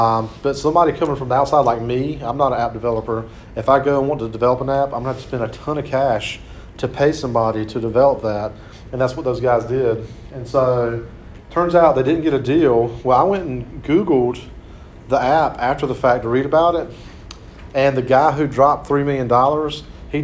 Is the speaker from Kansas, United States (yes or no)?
no; Clinton, North Carolina, United States; Clinton, North Carolina, my hometown